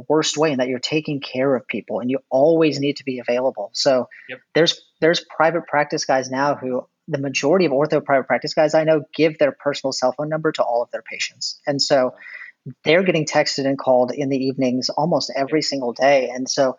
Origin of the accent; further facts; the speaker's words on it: Texas, United States; I'm from Texas